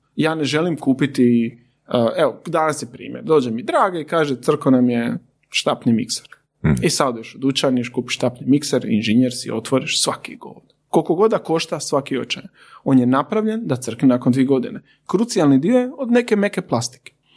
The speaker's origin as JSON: {"language": "Croatian", "town": "Zadar", "region": "Zadar County", "country": "Croatia", "said": "ja sam iz Zadra"}